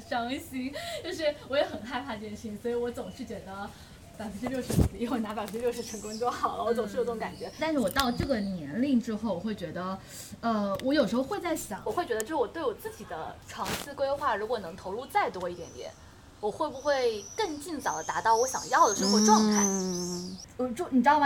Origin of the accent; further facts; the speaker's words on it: Fujian, China; 因为我在福建读的嘛，然后我的年纪在浙江是正常的上学年龄，但我在福建是比普通孩子都小了一岁到两岁的